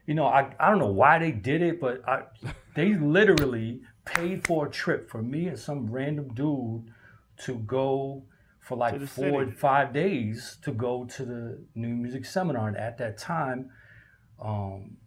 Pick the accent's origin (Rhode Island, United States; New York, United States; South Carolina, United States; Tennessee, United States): New York, United States; Rochester; I'm from Rochester